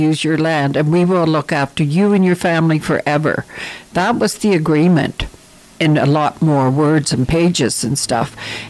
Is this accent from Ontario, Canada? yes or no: yes; Ontario, Canada; You know, I came from Ontario. Where I lived, our neighbors were Aboriginal people, First Nations, Native, Indians.